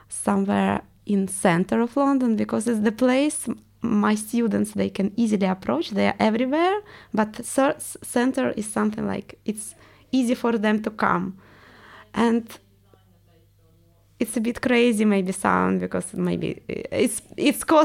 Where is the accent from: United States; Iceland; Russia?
Russia; accent: Russian; English is a second language; I want to get rid of my accent because everyone realized I'm Russian.